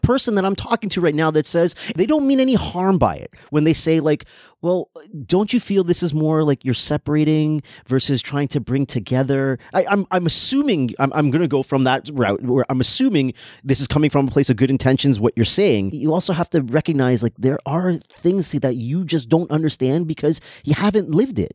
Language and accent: English; Canada; I'm born in Canada. I have Trinidadian influence all over the place because I grew up with two people that are from Trinidad.